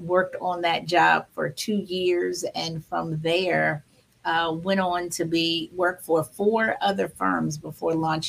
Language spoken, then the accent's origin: English; Hampton Roads, Virginia, United States; moved away as an adult; also born or lived in Maryland / Washington, D.C. area; I am Maryland born, Virginia raised me, Hampton Roads, Virginia.